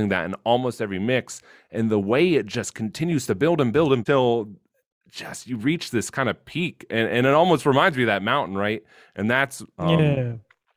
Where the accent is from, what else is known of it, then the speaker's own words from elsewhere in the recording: United States; I'm an American.